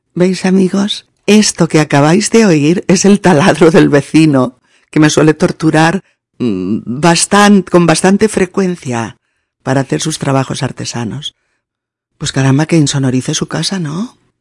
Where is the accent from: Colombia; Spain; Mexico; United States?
Spain; los españoles hablemos muy alto